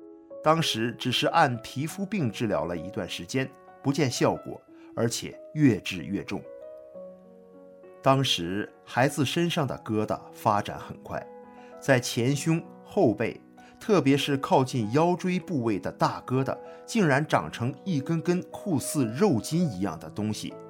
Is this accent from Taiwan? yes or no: no; Northeast China, China; 大家好，我是东北人，今年六十一岁了，